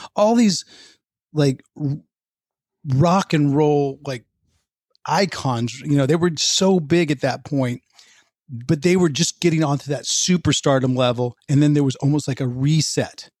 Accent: Pleasanton, California, United States; moved away as an adult; also born or lived in New York / Los Angeles; I grew up in the suburbs of Oakland, a place called Pleasanton

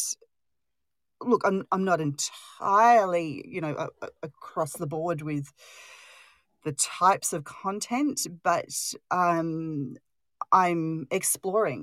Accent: Australia; I'm Australian

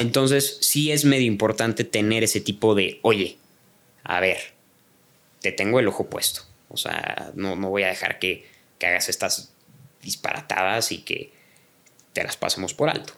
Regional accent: Mexico; also born or lived in Canada; como mexicanos

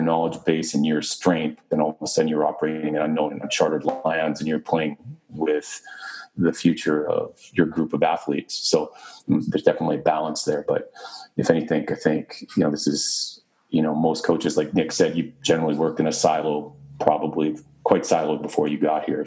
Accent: Canada; moved away as an adult; also born or lived in Britain; now in Arizona, United States; being Canadian

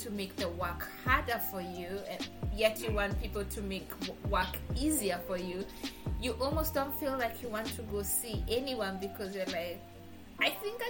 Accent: Kenya; moved away as an adult; now in United States; I'm from Kenya and I'm in the US for school.

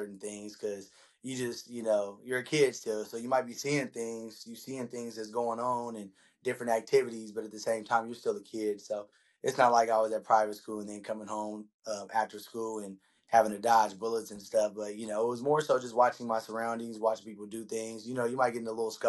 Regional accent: Stockton, California, United States; born and raised in Stockton, California.

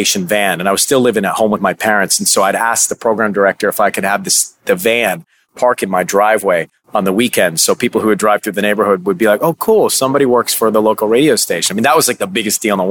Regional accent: Atlanta, Georgia, United States; now in Los Angeles, United States; I grew up in Atlanta

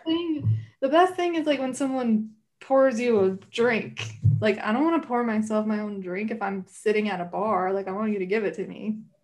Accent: Clarksville, Tennessee, United States; I grew up in Clarksville

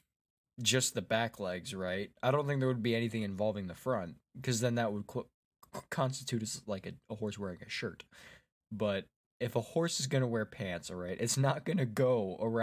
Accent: Wisconsin, United States; Wisconsin's my home state

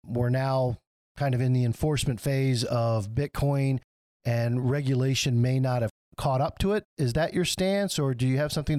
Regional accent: Michigan, United States; I'm from Michigan

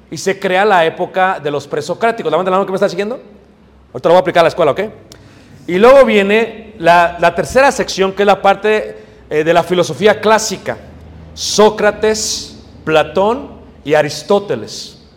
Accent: Mexico City, Mexico; Si tú creciste como yo crecí en Ciudad de México, yo creía que era verdad.

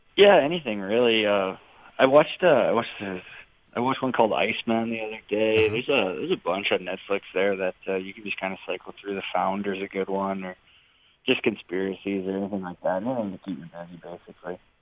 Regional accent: Saskatchewan, Canada; moved away; also born or lived in British Columbia; I'm from Saskatchewan

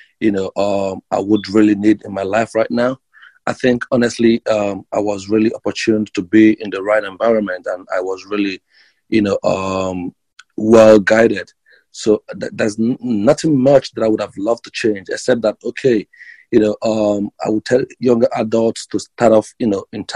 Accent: Nigeria; moved away as an adult; now in United States; I come from Nigeria. Originally, I moved to the United States about 3 years ago

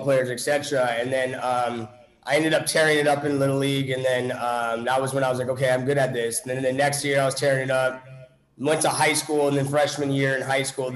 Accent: California, United States; moved away as an adult; also born or lived in Grand Forks, North Dakota / Minnesota / Dallas, Texas; I moved to California, I'd say when I was 6 or 7 years old. My mom ended up marrying somebody that was in the military. And then I ended up going to from elementary school all the way to high school out there in California.

